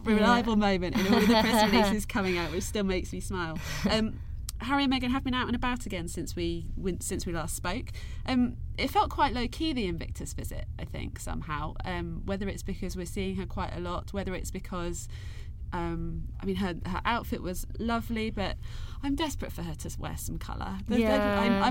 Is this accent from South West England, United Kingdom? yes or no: yes; Cornwall, South West England, United Kingdom; I'm from Cornwall, where it's a huge deal